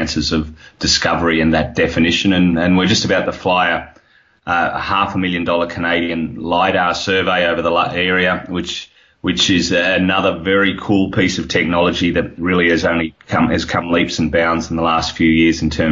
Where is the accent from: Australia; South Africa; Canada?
Australia; accent: Australian; You can hear my accent. It's Australian